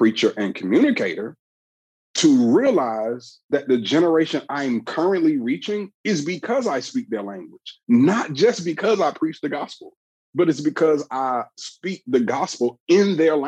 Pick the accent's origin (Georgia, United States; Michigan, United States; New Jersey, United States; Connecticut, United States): Georgia, United States; Atlanta; I'm from the Southeast region of the United States in Atlanta, Georgia